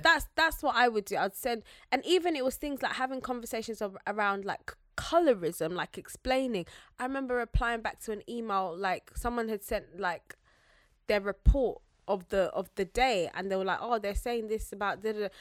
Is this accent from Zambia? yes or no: yes; Zambia; I'm Zambian